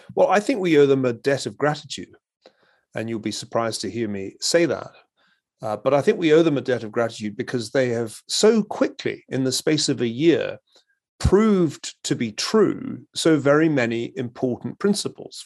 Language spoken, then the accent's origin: English; Glasgow, Scotland, United Kingdom; moved away; I come from Glasgow, a city that touched bottom when I was still a kid in the nineteen seventies